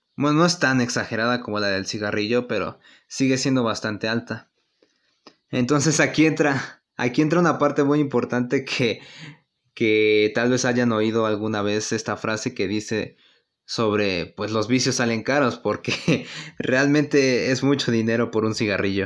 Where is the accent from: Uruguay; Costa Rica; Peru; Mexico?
Mexico; nosotros tenemos la obligación como mexicanos